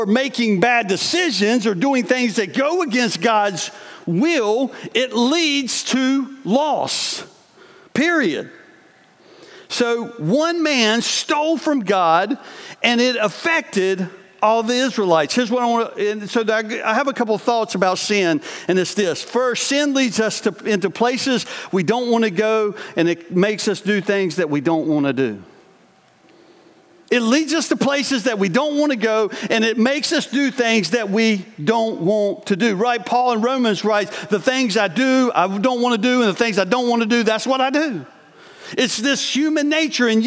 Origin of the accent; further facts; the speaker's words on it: the South, United States; moved away as an adult; also born or lived in New York; I grew up in the South and lived in a family that we weren't always honest with each other